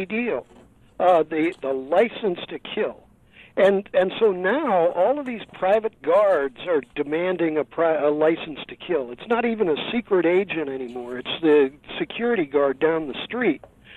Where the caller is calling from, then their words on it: San Francisco, California, United States; I'm calling you from San Francisco